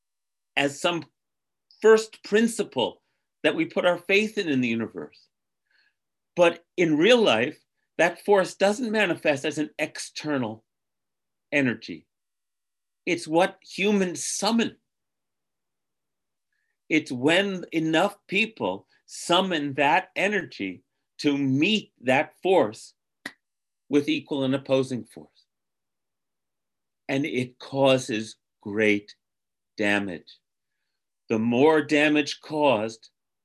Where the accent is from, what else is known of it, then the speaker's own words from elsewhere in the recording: United States; as an American